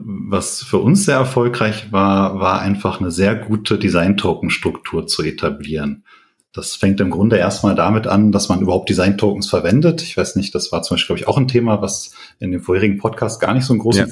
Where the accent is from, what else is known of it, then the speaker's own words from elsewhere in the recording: Paderborn, North Rhine-Westphalia, Germany; moved away as an adult; now in Bonn, Germany; komme aber eigentlich aus Paderborn. Das heißt, bin da aufgewachsen, auch zur Schule gegangen